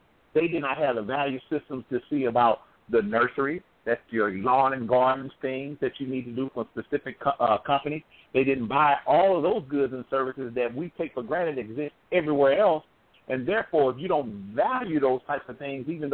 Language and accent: English; St. Louis, Missouri, United States; I'm from the St. Louis area